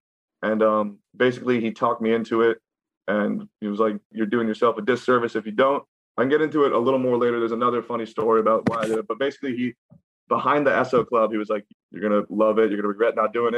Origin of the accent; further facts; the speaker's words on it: Gaithersburg, Maryland, United States; moved away; I grew up in Gaithersburg, Maryland, which is in the greater DC area.